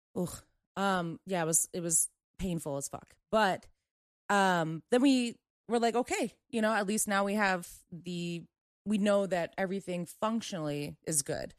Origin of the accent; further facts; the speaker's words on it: Maryland, United States; moved away; I'm from Maryland. I have family back there